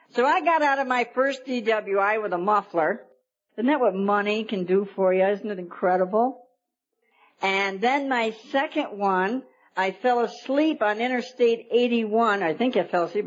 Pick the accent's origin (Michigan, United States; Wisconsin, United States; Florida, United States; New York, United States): New York, United States; moved away as an adult; now in Arizona, United States; I'm a New York girl. I've only been here about a year and a half. I came in from New York.